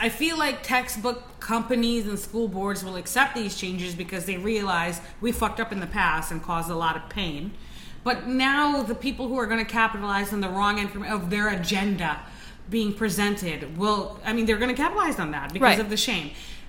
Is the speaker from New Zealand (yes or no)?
no; Trinidad & Tobago; now in United States; growing up in Trinidad, and my mother... I come from a very religious family. There are priests on both sides